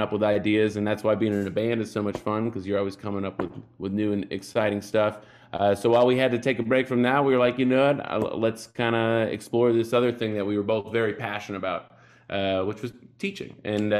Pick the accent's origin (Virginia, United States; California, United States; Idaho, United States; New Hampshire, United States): New Hampshire, United States; Bedford; moved away as an adult; also born or lived in Boston, Massachusetts; now in Brooklyn, United States; I grew up in Bedford, New Hampshire.